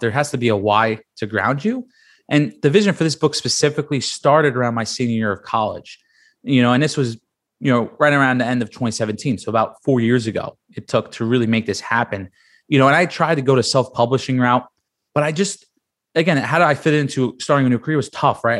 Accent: New York City, New York, United States; moved away as an adult; also born or lived in Penn State; I grew up in Staten Island, New York

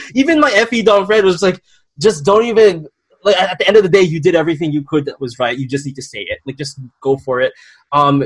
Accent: Philippines; culturally as a Filipino

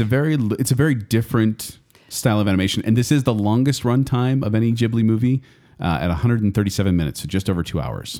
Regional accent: United States; I say this as an American

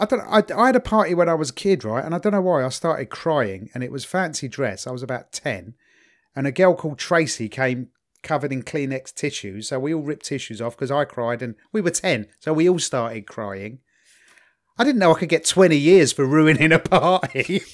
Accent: England, United Kingdom; as an English person

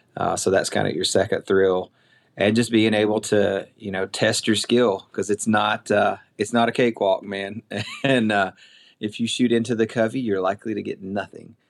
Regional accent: southern middle Tennessee, United States; also born or lived in Indiana; I got to move home in oh six and, uh, moved to my hometown

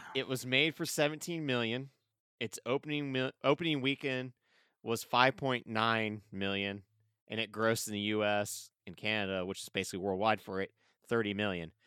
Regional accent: Springfield, United States; growing up in Springfield

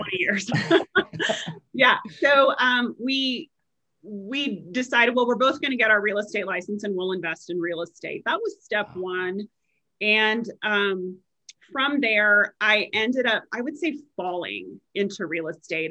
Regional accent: Nebraska, United States; also born or lived in Chicago, Illinois; now in Frisco, United States; growing up in Nebraska

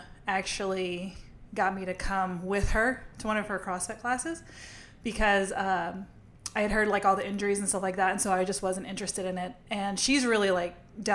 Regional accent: Lafayette, Louisiana, United States; I'm from Lafayette, Louisiana, which is a really affluent area

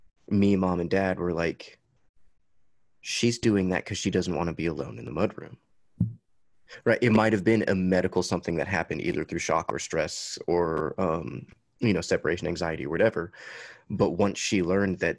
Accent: Huntsville, Alabama, United States; the house we grew up in Huntsville, Alabama

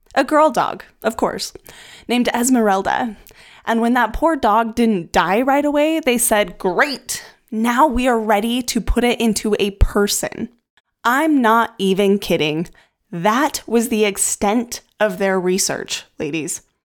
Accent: United States; the U S, where I'm from

